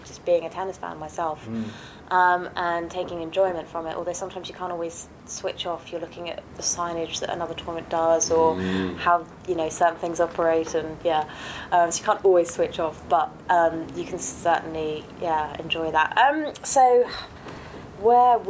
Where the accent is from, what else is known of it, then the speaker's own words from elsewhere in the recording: United Kingdom; also born or lived in France; I'm British